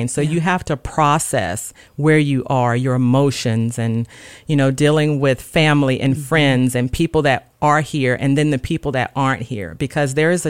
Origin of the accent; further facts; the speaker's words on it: the South, United States; I grew up on music and I grew up in the South and, you know, we just listened to music all the time, gospel music and sang